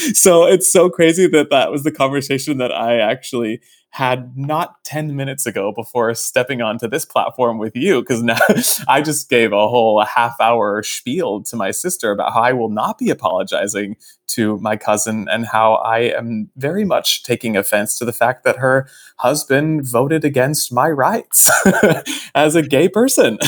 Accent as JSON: {"language": "English", "town": "Fort Worth", "region": "Texas", "country": "United States", "tie": "born or raised there", "moved": "yes", "said": "my hometown of Fort Worth"}